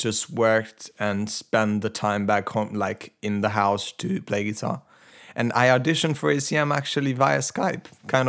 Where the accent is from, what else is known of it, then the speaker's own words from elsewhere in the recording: Italy; English is a second language; Obviously, I'm Italian/Albanian. Mm-hmm. Like, my parents are from Albania, and I was born and raised in Italy, so my personality is very complicated.